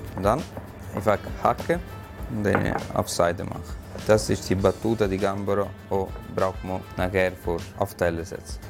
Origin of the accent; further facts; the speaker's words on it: Apulia, Italy; German is a second language; moved away as an adult; also born or lived in Vieste; now in Switzerland; Ich bin geboren in Apulia und habe ich auch die Fachschule auch in Vieste gemacht in Apulia. Äh, Im Alter 19 Jahre ich bin ich in die Schweiz gekommen